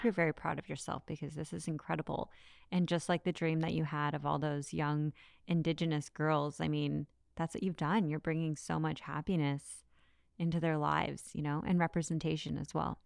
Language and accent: English; Canada; as a Canadian